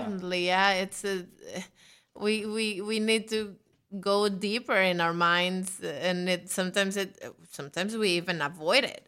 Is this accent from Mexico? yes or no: yes; Mexico; now in New York, United States; I'm from Mexico